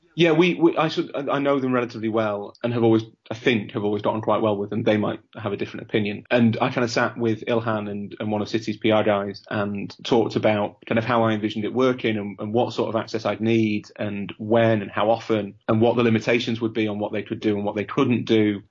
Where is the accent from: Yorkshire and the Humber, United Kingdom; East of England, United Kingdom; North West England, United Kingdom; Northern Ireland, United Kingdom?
Yorkshire and the Humber, United Kingdom; Leeds; I'm from Leeds